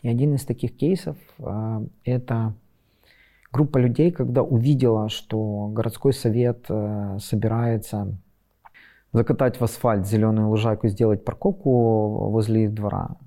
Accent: Western Ukraine, Ukraine; also born or lived in Kharkiv; я из Западной Украины

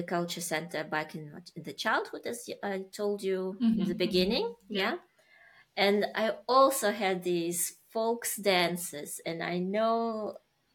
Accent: Uzbekistan; moved away; I was born in Uzbekistan

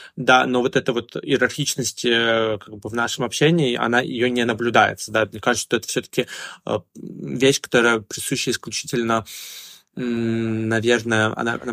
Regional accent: Russia; now in China; я россиянин

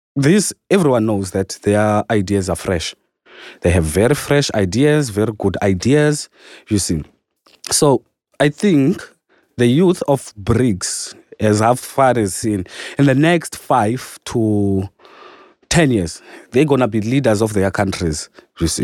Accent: South Africa; moved away as an adult; now in Moscow, Russia; I'm from South Africa

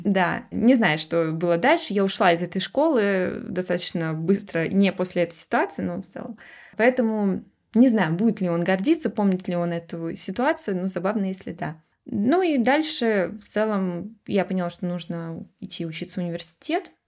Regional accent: Russia; moved away; я из России

